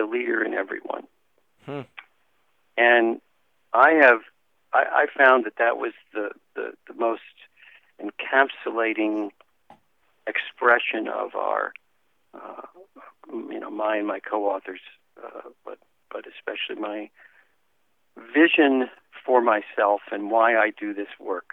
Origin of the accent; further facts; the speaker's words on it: Washington, District of Columbia, United States; moved away as an adult; also born or lived in Texas / California; I grew up in Washington, D.C.